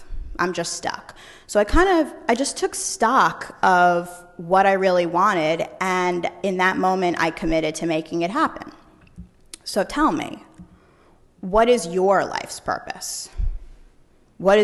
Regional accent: New York, United States; born and raised in New York. That's where I practice today

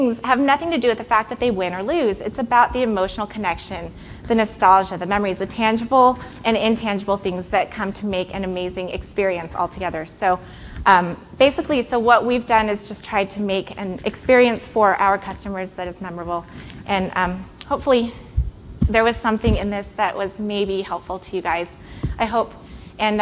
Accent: San Francisco, California, United States; now in Chicago, United States; I live in Chicago-ish. I live west of Chicago. And I grew up in San Francisco

